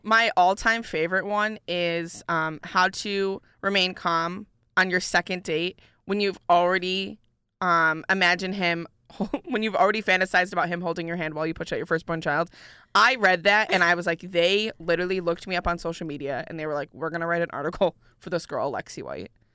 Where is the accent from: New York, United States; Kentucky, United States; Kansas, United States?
New York, United States; Syracuse; now in Ithaca, United States; I'm originally from Syracuse